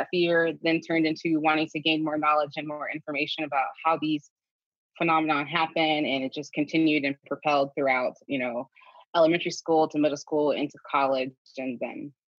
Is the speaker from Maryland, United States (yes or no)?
yes; Maryland, United States; I grew up in Maryland, so outside of DC.